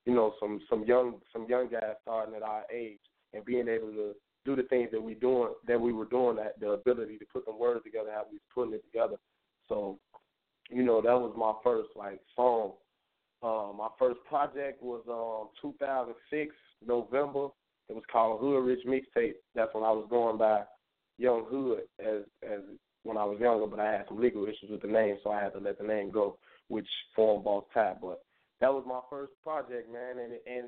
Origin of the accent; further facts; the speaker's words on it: Chicago, Illinois, United States; I'm from Chicago, Westside, 290